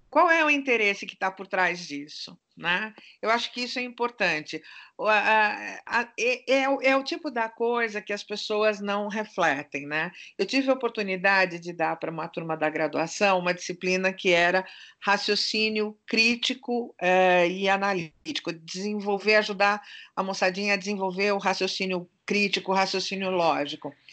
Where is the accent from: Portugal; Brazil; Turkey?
Turkey; Como boa turca que sou, eu sou desconfiada.